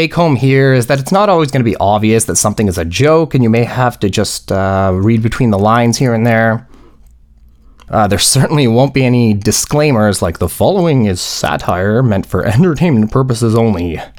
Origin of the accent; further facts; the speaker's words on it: Poland; now in Canada; Also, I grew up in Poland and suburban Canada, which are both, what's the term? White AF.